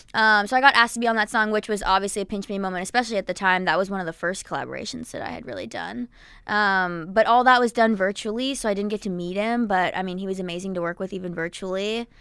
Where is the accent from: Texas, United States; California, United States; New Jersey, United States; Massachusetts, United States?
New Jersey, United States; I'm from Jersey and I grew up going to PNC Bank Art Center